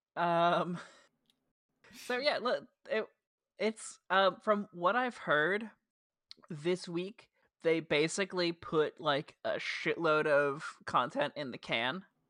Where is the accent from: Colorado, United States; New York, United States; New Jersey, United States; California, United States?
New Jersey, United States; accent: Jersey; my dumb Jersey accent